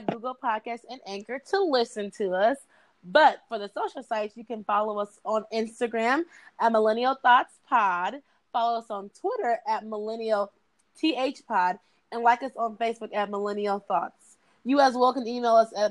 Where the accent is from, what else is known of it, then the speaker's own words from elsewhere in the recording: Tacoma, Washington, United States; now in Kentucky, United States; I was born in Tacoma, Washington, and I stay in Kentucky right now.